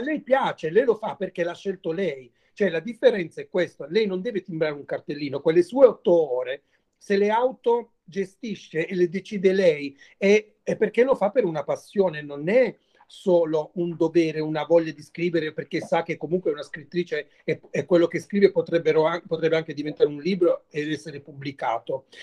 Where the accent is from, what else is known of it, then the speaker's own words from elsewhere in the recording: Mola di Bari, Apulia, Italy; il mio paese, da dove vengo io, che si chiama Molla di Bari, è un paese a sud di Bari